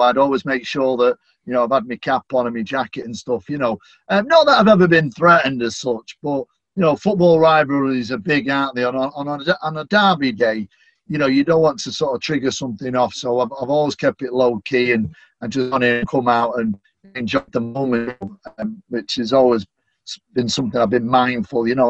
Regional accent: Manchester, North West England, United Kingdom; accent: Manchester; I'm a Mancunian, I'm a Northerner.

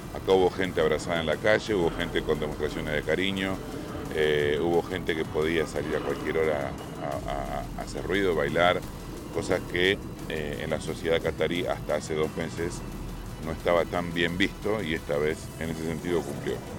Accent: Argentina; mi país se consagró. Fue Argentina el campeón del mundo

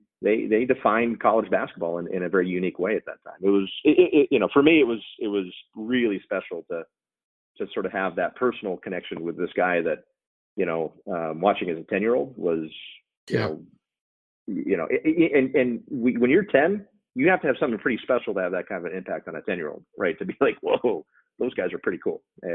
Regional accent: Albuquerque, New Mexico, United States; moved away; I grew up in Albuquerque, New Mexico, which back in the 80s.

